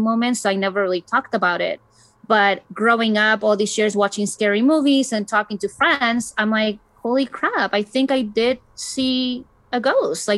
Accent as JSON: {"language": "English", "country": "Chile", "tie": "born or raised there", "moved": "yes", "said": "I was born and raised in Chile"}